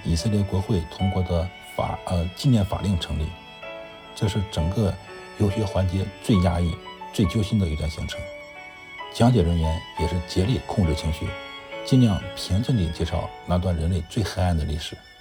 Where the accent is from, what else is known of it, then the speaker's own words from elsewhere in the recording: China; 我们中国人应该更加珍惜这种来之不易的祥和生活